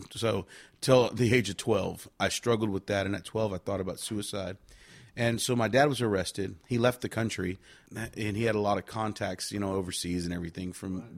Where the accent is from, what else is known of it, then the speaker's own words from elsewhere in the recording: Victoria, Texas, United States; moved away; also born or lived in California / Nashville; I was born in California, but I was raised in Victoria, Texas